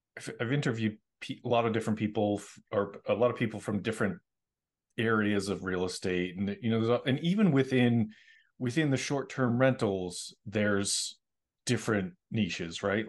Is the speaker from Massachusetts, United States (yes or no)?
yes; Middleborough, Massachusetts, United States; now in Los Angeles, United States; I grew up in, uh, Middleborough